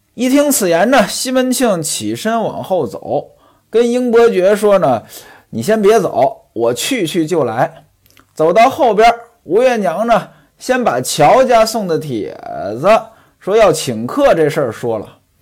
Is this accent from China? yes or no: yes; northern China, China; now in southern China; 在我们北方没这讲究，我记得我在北方的时候